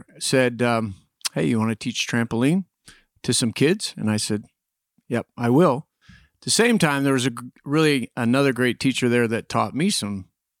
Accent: Niwot, Colorado, United States; also born or lived in Battle Creek, Michigan; I was born in Battle Creek, Michigan in 1959. Moved all to about five or six different states because my dad was transferred with IBM. Ended up graduating high school north of Denver in Niwot, Colorado.

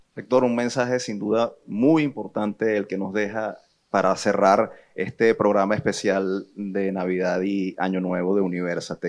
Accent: Venezuela; como universitarios, como ciudadanos y como venezolanos

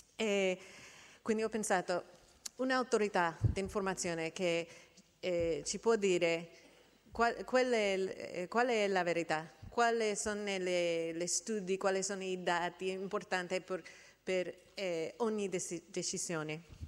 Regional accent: United States; Italian is a second language; nel mio paese, gli Stati Uniti

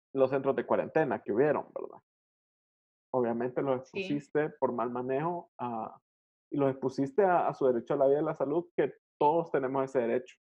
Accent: El Salvador; en un país como el nuestro

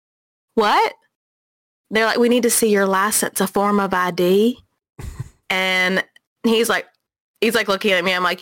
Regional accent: Texas, United States; now in Alabama, United States; I was born in Texas and learned to talk in Texas

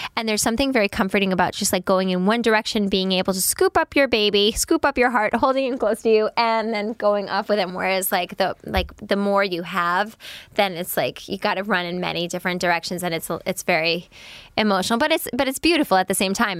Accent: New York, United States; I'm a New Yorker.

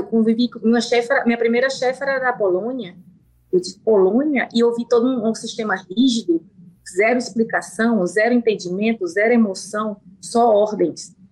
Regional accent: Piauí, Brazil; accent: Piauí; moved away as an adult; also born or lived in Colorado, United States; now in United States; meu sotaque, infelizmente ou felizmente, nunca vai sair, e isso eu me orgulho, porque esse sangue nordestino

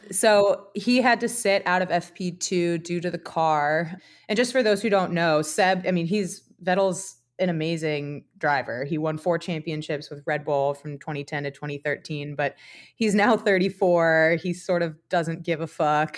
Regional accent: United States; as an American

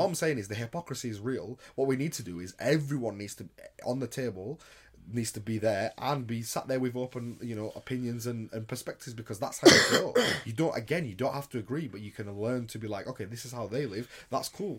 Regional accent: United Kingdom; I'm from Britain

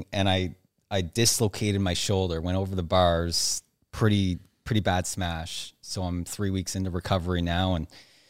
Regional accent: Nova Scotia, Canada; So I grew up on the East Coast of Canada, Nova Scotia, not a lot of people there.

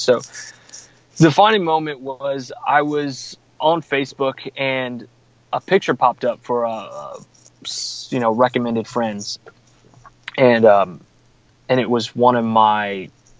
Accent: San Marcos, Texas, United States; a friend of mine mentioned my name for a job here in my hometown. So I live in San Marcos

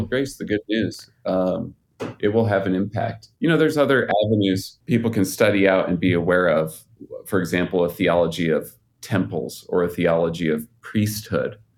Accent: Utah, United States; I'm out here in Utah. I grew up in Utah.

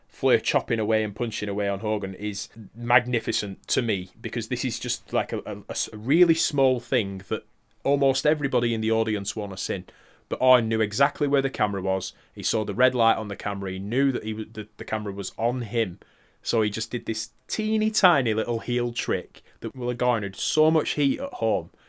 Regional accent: United Kingdom; we're British.

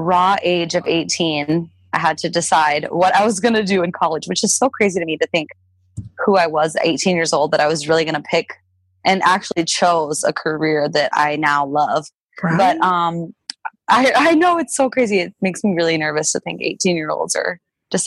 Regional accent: South Dakota, United States; I'm from South Dakota

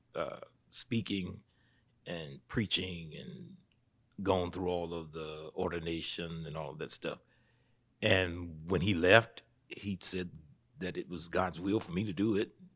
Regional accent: Statesboro, Georgia, United States; I was born right here in Statesboro. I've been here for, mm, forty-nine years

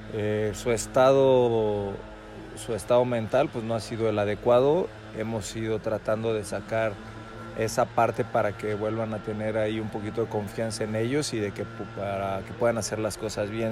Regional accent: Guadalajara, Jalisco, Mexico; soy de Guadalajara

